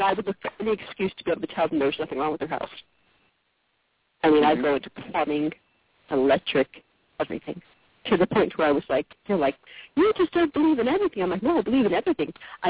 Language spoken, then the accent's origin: English; Connecticut, United States; now in Mississippi, United States